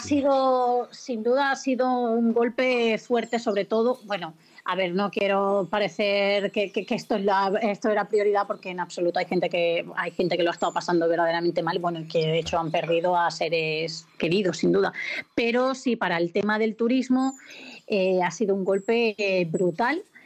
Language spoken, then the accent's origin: Spanish; Extremadura, Spain; yo en Extremadura, al final con este tipo de trabajo, eh, reconozco que no estoy mucho tiempo, no todo el que quisiese, pero es verdad, los, eh, veranos cada vez son mucho más secos allí, en mi tierra